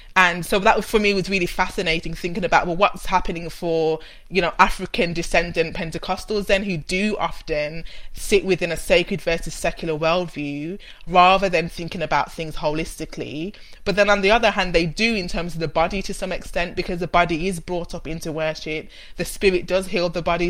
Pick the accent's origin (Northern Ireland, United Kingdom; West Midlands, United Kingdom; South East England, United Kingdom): West Midlands, United Kingdom; Birmingham; accent: Brummie; I'm a Brummie, which you can hear and you'll hear more and more as we go through the conversation. And I grew up in in a city family in Birmingham